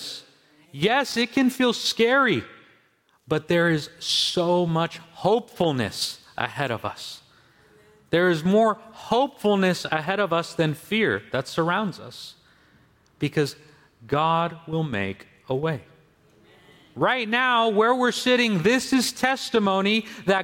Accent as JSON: {"language": "English", "area": "Los Angeles County", "region": "California", "country": "United States", "tie": "born or raised there", "moved": "as an adult", "said": "I was born in northern Baja California in Mexico, but I grew up in Los Angeles County, where I spent my entire childhood up until going to high school."}